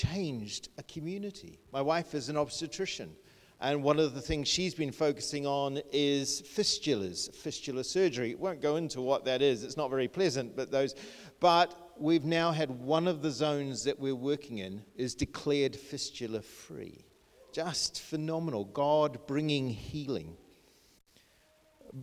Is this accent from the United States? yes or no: no; New Zealand; moved away as an adult; also born or lived in Bangladesh; now in United Kingdom; I grew up in New Zealand, very small, rural little school